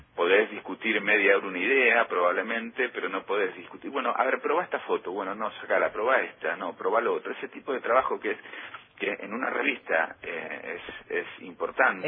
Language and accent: Spanish; Buenos Aires, Argentina; visitar el barrio en donde me crié, en Pompeya